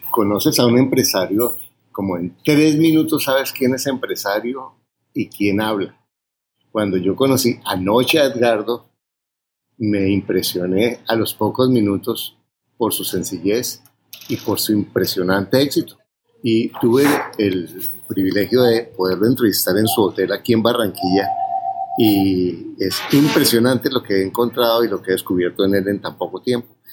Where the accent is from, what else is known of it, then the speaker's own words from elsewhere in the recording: Mexico; tengo 28 años, soy mexicano y soy ingeniero civil